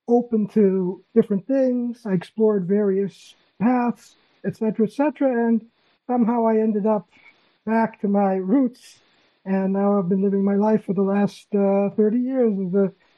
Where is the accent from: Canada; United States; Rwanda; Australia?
United States; Massachusetts; moved away as an adult; now in Israel; I was born in Massachusetts